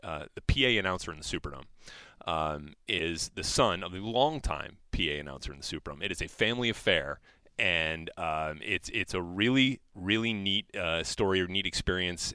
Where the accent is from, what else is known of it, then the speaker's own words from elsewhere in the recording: New Orleans, Louisiana, United States; I grew up in New Orleans